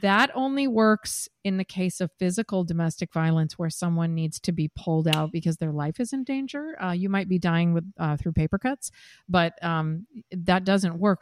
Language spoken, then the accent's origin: English; Seattle, Washington, United States; moved away as an adult; also born or lived in Midwest / New York; now in San Diego, United States; I'm from the Midwest originally, grew up in Seattle